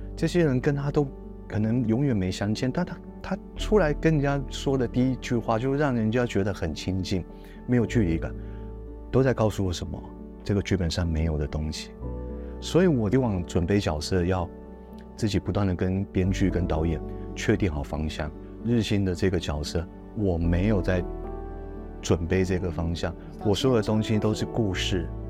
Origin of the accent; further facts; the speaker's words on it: Yilan County, Taiwan; 我小时候就住在宜兰